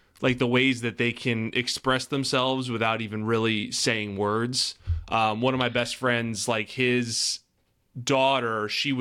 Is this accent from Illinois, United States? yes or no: no; Ashburn, Virginia, United States; also born or lived in Newport News, Virginia; I grew up in Ashburn